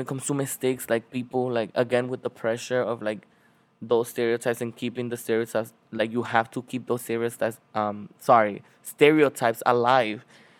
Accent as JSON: {"language": "English", "country": "Dominican Republic", "said": "Like, before, like, when I came here from the Dominican Republic, I was very ignorant"}